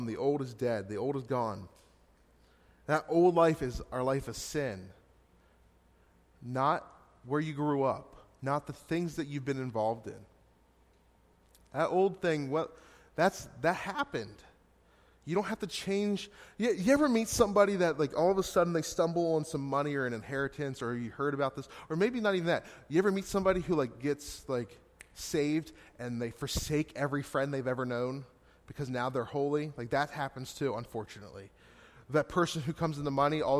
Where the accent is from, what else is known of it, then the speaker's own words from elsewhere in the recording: Hanover, Pennsylvania, United States; moved away as an adult; also born or lived in Gettysburg, Pennsylvania; now in Scranton, United States; I was just in my hometown, Hanover, 2 weeks ago